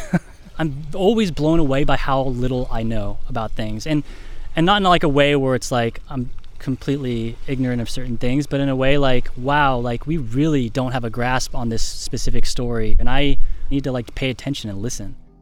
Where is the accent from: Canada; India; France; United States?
United States; Sonoma, California; I'm from Sonoma